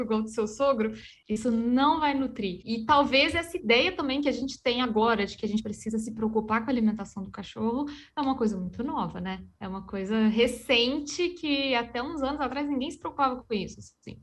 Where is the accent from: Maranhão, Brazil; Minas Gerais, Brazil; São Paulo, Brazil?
Minas Gerais, Brazil; accent: mineiro; moved away; also born or lived in interior of Paraná; O sotaque já, já mantém aí que eu sou, sou mineira.